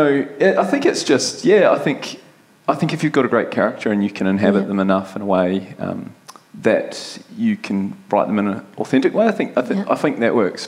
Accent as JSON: {"language": "English", "country": "New Zealand", "said": "As a Kiwi"}